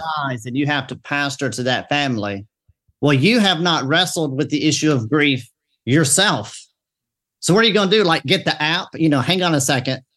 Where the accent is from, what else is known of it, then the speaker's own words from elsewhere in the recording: the South, Southern United States, United States; I'm a Southerner